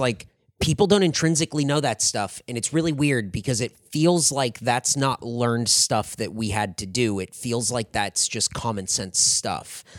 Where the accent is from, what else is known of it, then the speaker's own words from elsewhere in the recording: San Diego, California, United States; moved away as an adult; also born or lived in Anaheim; I was born and raised in San Diego